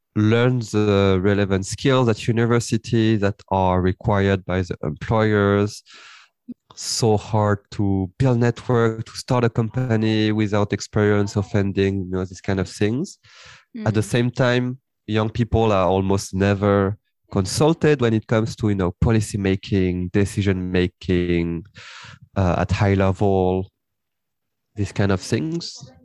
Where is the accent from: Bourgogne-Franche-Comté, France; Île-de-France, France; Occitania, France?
Île-de-France, France; Paris; I was born and raised uh, in France, and I grew up in Paris